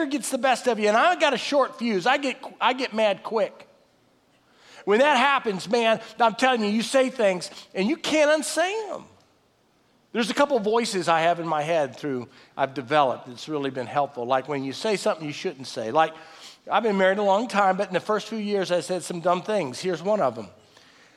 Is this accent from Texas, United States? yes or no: yes; Texas, United States; we're all from Texas